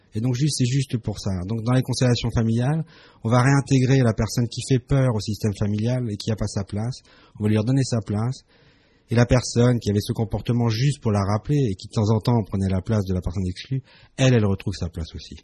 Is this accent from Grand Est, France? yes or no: yes; Strasbourg, Grand Est, France; je suis né à Strasbourg, je suis né en France